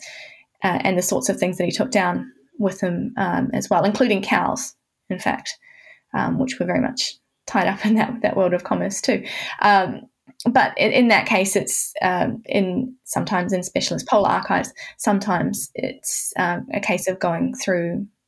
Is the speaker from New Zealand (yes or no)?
yes; New Zealand; moved away as an adult; also born or lived in Canterbury, New Zealand; now in Hobart, Australia; I'm from New Zealand. I was in Canterbury before coming to Tasmania.